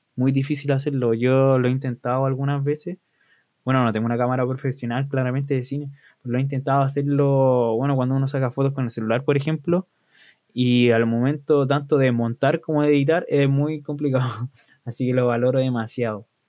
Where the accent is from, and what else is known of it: Chile